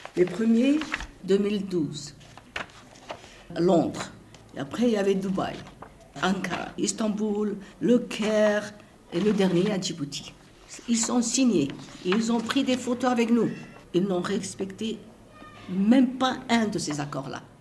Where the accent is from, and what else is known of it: Somaliland, Somalia